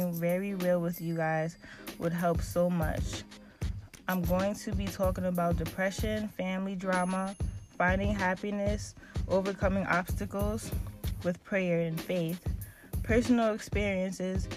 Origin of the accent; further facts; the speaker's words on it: Pennsylvania, United States; also born or lived in Baltimore, Maryland; I was raised in Pennsylvania